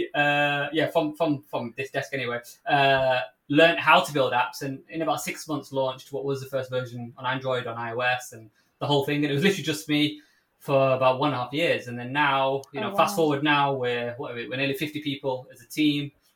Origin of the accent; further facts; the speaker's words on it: Manchester, North West England, United Kingdom; accent: Mancunian; you can tell from accent, I'm a Mancunian, so for the global listeners, from Manchester in the UK